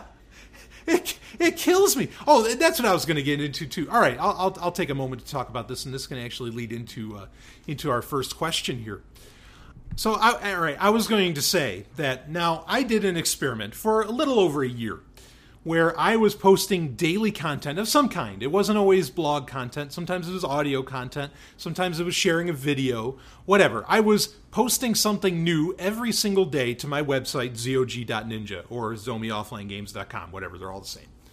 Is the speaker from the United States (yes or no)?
yes; New York City, New York, United States; also born or lived in Florida; now in New Hampshire, United States; I grew up in New York City. I spent a lot of time in upstate New York as well. Grew up a good chunk in upstate